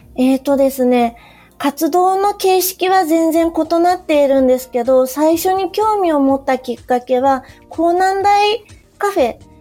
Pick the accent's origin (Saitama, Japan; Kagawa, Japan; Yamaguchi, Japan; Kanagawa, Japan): Yamaguchi, Japan; moved away as an adult; also born or lived in Fukuoka Prefecture; 3年ほど前に県外から山口県に U ターンして戻ってきた